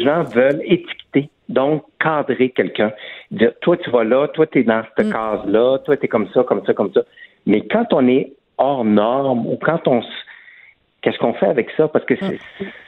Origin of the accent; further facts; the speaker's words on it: Quebec, Canada; je suis né au Québec, de parents français, donc euh, j'ai pas l'accent français